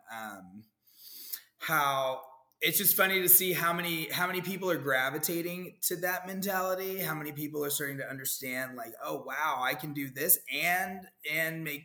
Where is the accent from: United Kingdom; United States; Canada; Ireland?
United States; Dallas, Texas; moved away as an adult; also born or lived in Austin, Texas / San Francisco, California; now in Orlando, United States; I had moved from Dallas. You know, I'm from Dallas.